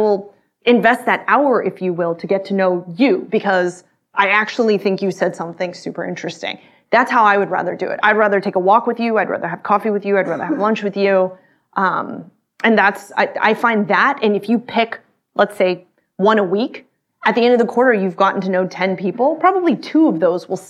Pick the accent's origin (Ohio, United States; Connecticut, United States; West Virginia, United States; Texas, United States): Texas, United States; Austin; I grew up in Texas, in Austin